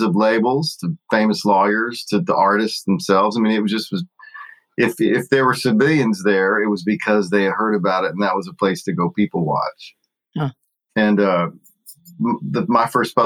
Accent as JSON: {"language": "English", "town": "Austin", "region": "Texas", "country": "United States", "tie": "born or raised there", "also_born_or_lived": "Nashville, Tennessee", "moved": "as an adult", "said": "growing up in Austin, and playing in Austin"}